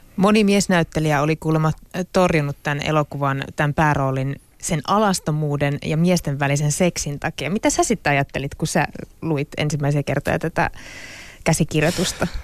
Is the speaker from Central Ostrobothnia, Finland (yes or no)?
yes; Kokkola, Central Ostrobothnia, Finland; mä oon kotoisin siis Pohjanmaalta, Keski-Pohjanmaalta